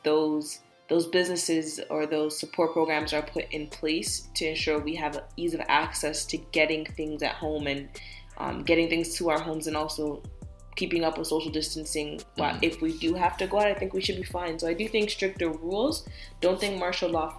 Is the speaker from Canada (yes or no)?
yes; Canada; me as a Canadian